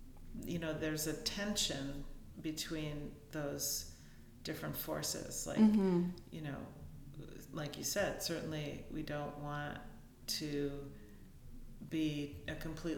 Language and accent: English; United States; growing up in the States